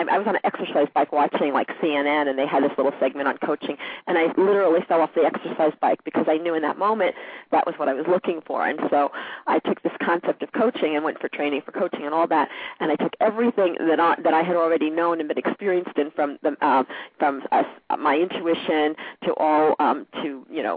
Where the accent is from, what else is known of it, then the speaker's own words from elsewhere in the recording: New York City, New York, United States; also born or lived in Merrick, Long Island, New York; I lived in Queens until I was 15